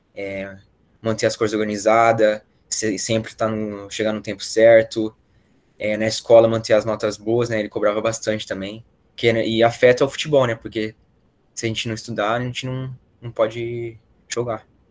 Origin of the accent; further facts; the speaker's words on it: Valinhos, São Paulo, Brazil; moved away; eu sou de Valinhos